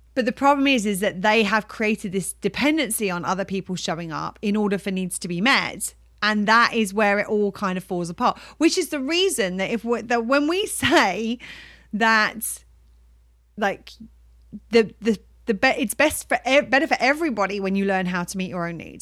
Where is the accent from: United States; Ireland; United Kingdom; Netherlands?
United Kingdom; we're British